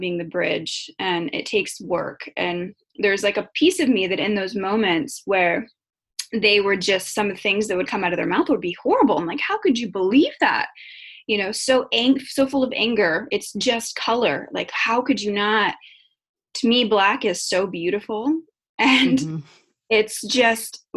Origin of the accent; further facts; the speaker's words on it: the South, Florida, United States; growing up in the South